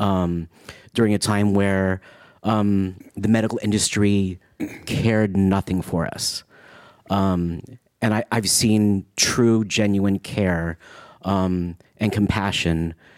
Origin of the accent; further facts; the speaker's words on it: San Francisco, California, United States; I grew up in San Francisco